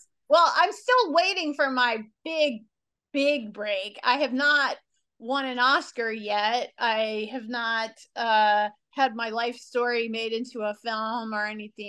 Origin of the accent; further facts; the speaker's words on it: New Orleans, Louisiana, United States; moved away as an adult; now in Los Angeles, United States; I was born in New Orleans, which when I was born, and still to this day, is not the capital of the entertainment business.